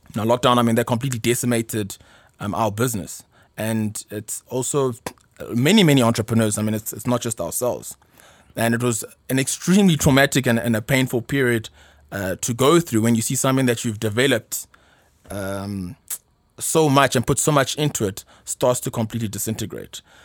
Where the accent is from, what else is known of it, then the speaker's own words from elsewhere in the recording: South Africa; also born or lived in Ghana / Pretoria; I obviously grew up uh, in South Africa